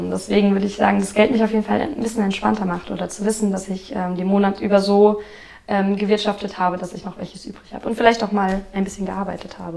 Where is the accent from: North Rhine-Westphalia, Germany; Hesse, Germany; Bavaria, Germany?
Hesse, Germany; wir kommen beide inzwischen aus Darmstadt. Wir sind beide Hessen. Ich sogar Südhessin.